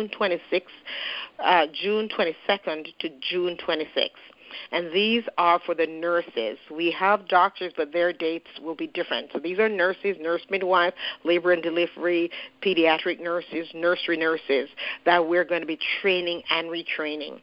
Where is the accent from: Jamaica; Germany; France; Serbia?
Jamaica; moved away; I'm from Jamaica and I've been going to Jamaica quite a bit lately